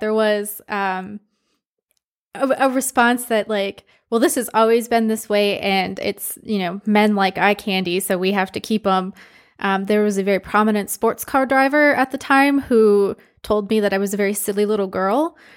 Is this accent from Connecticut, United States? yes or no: no; Michigan, United States; moved away as an adult; also born or lived in Philadelphia; now in Texas, United States; I grew up in Michigan, which has a very distinct car culture